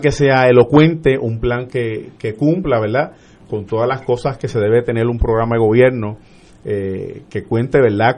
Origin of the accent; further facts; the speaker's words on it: Vega Baja, Puerto Rico; also born or lived in Arecibo / Manatí; nací en Arecibo, pero me crié en el barrio Yeguada de Vega Baja